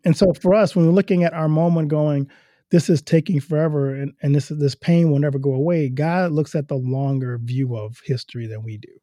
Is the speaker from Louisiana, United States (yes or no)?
yes; Louisiana, United States; moved away as an adult; now in Iowa, United States; I'm from Louisiana